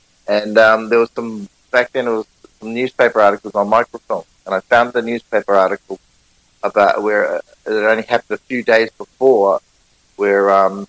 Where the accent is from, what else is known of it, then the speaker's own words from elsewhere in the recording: New Zealand; accent: Kiwi; Sat down at the bar, having my Kiwi accent